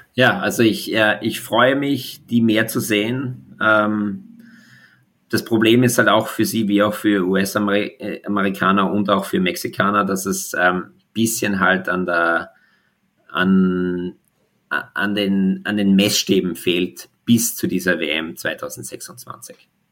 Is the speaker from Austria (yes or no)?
yes; Austria; als Österreicher